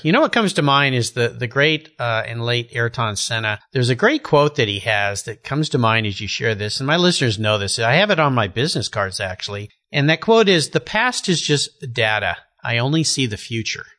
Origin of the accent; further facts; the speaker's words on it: Southern California, United States; I grew up in Southern California too